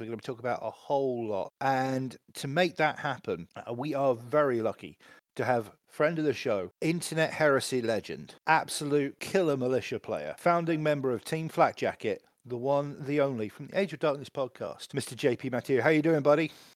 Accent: England, United Kingdom; being, being English

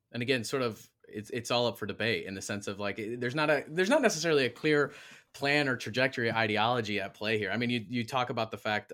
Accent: Michigan, United States; moved away; I'm from Michigan originally

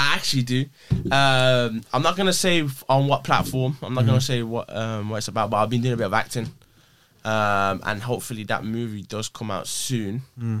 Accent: West Bromwich, West Midlands, United Kingdom; Born and bred in Brom.

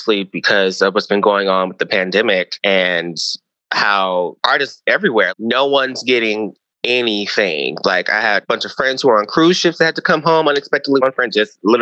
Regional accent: Detroit, Michigan, United States; moved away as an adult; now in Chicago, United States; I'm originally from Detroit, Michigan

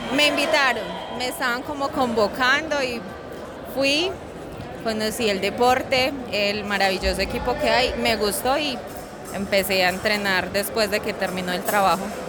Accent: Villamaría, Caldas, Colombia; De Villa María Caldas

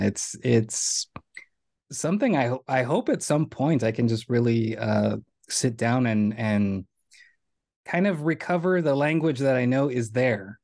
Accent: Rio Grande Valley, Texas, United States; moved away as an adult; now in New York, United States; I was born in the Rio Grande Valley. I attended Donna High School

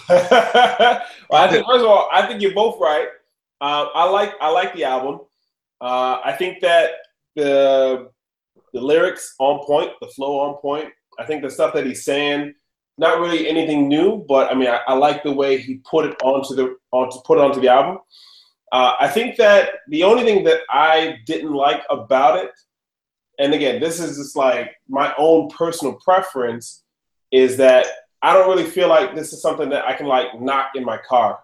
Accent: New York City, New York, United States; I was born in New York City in Queens.

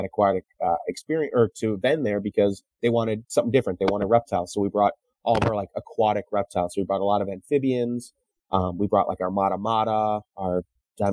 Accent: Chicago, Illinois, United States; I as a Chicagoan

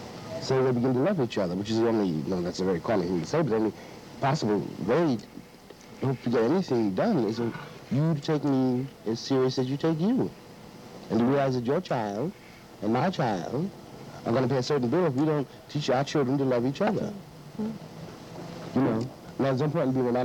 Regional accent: United States; moved away; I'm an American. I was born there

